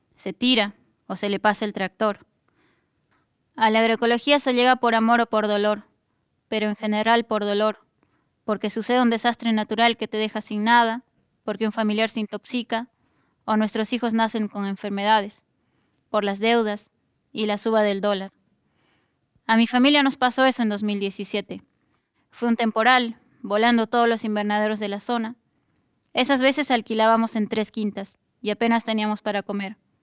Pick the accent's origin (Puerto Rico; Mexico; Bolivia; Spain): Bolivia; now in Argentina; la de miles de familias campesinas que venimos desde Bolivia